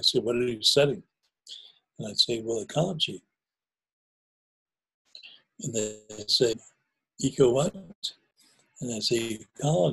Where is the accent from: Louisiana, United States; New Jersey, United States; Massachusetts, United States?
New Jersey, United States; I grew up in New Jersey part-time, and where I used to go and play as a kid is now a place called the Short Hills Mall